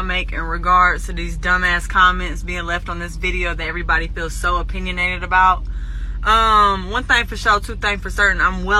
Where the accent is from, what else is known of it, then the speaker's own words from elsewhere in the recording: Atlanta, Georgia, United States; I'm well aware that I'm white. I'm actually German and Irish, if you want to be specific. Second off, I'm from South Side of Atlanta. How I talk is how I talk.